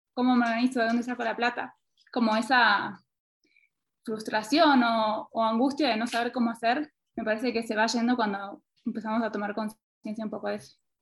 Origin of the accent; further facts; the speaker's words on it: Argentina; now in Quito, Ecuador; soy argentina, pero actualmente estoy en Quito